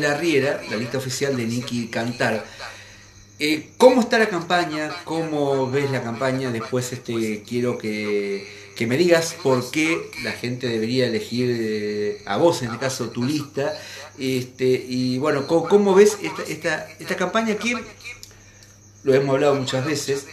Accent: Santa Fe, Argentina; como santafesino

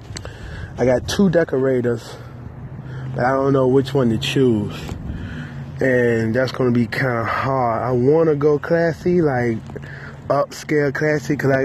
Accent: Petersburg, Virginia, United States; I'm from Petersburg, Virginia

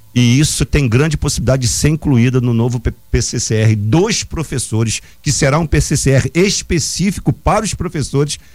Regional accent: Angra dos Reis, Rio de Janeiro, Brazil; Praia Grande de Araçatiba, que eu mando um grande abraço pra minha terra

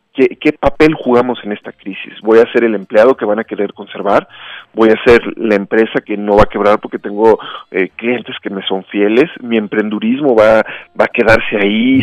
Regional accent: Mexico; soy un mexicano

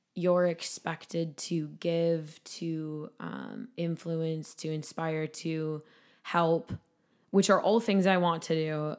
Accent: Sauk Rapids, Minnesota, United States; This is in my hometown. It's in Sauk Rapids

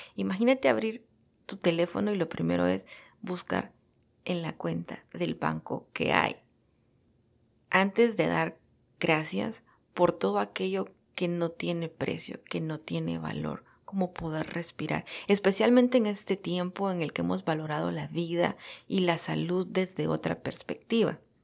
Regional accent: El Salvador; moved away as an adult; now in United States; Soy salvadoreña de nacimiento y estoy radicada en los Estados Unidos desde hace ocho años. Estudié la carrera de comunicación social en mi país

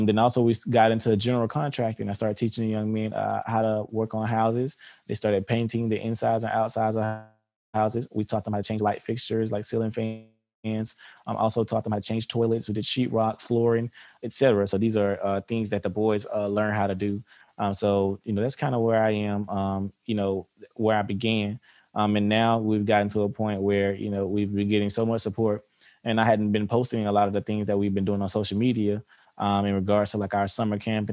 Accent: Albany, Georgia, United States; I'm from Albany, Georgia. I grew up here in Albany, Georgia

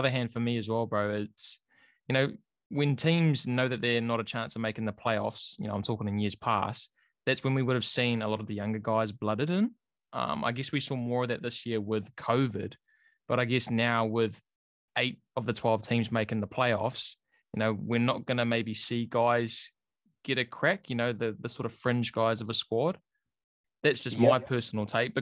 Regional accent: New Zealand

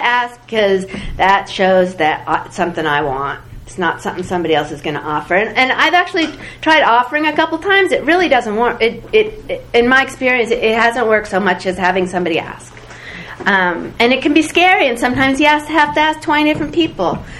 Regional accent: the Bay Area, California, United States; I grew up in the Bay Area

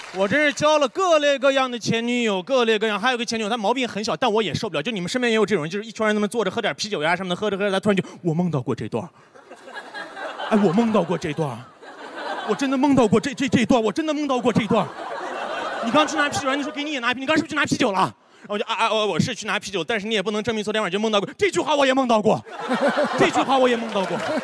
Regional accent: Xinjiang, China; Chinese is a second language; moved away; 我是新疆

